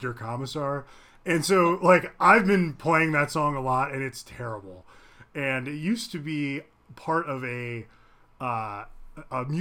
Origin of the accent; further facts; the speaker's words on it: Ohio, United States; I grew up in Ohio